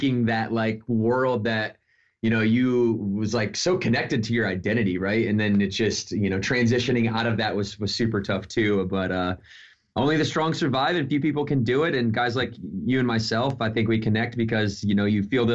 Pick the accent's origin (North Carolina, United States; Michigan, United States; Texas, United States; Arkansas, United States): Michigan, United States; Battle Creek; I grew up in Battle Creek, Michigan